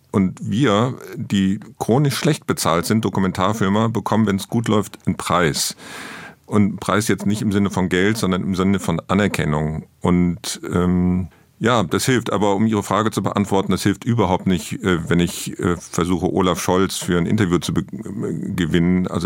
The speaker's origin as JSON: {"language": "German", "region": "Rhineland", "country": "Germany", "tie": "born or raised there", "said": "Ich bin gebürtiger Rheinländer"}